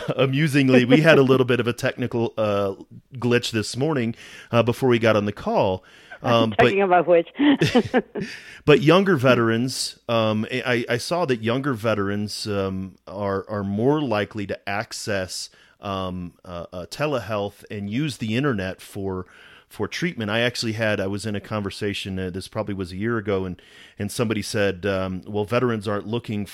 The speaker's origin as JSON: {"language": "English", "town": "St. Louis", "region": "Missouri", "country": "United States", "moved": "yes", "lives_now": "Colorado, United States", "said": "I'm originally from Missouri, from St. Louis."}